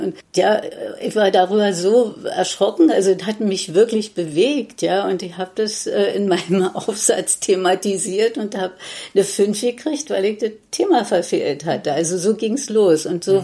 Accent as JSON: {"language": "German", "region": "Berlin", "country": "Germany", "tie": "born or raised there", "said": "ich bin im Prenzlauer Berg aufgewachsen, habe äh, da bis äh, ja, im Grunde genommen bis 1986 im Prenzlauer Berg auch"}